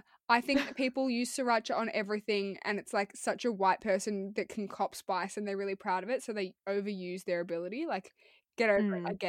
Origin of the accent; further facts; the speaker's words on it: United Kingdom; Yeah, but I'm very British and I'm going to cover this later.